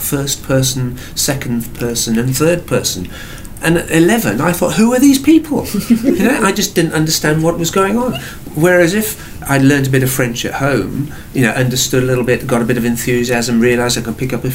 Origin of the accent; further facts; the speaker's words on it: England, United Kingdom; now in New Zealand; I'm English